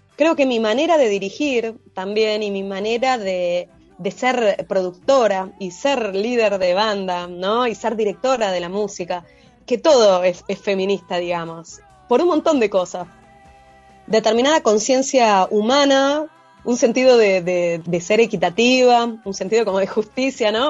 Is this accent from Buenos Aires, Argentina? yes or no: yes; Buenos Aires, Argentina; soy porteña